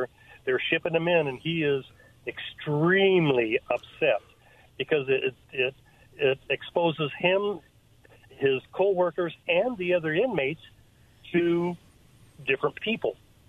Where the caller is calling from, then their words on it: Kennewick, Washington, United States; This is … from Kennewick.